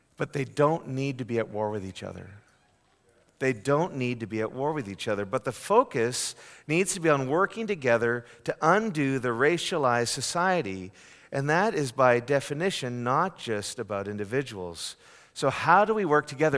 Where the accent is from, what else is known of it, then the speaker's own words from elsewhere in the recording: Canada; now in United States; a Canadian born and raised